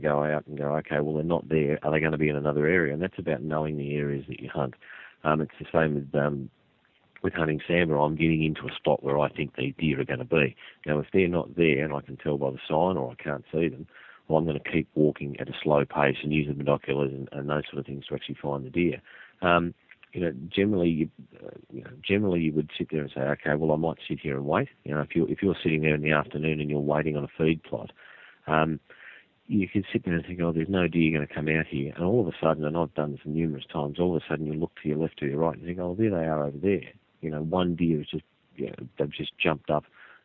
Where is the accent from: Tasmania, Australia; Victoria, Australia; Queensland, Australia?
Tasmania, Australia; when I was growing up in Tassie